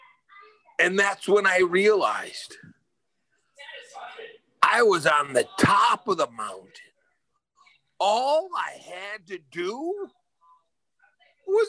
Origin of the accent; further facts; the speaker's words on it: Buffalo, New York, United States; moved away as an adult; also born or lived in California; I'm from Buffalo, New York.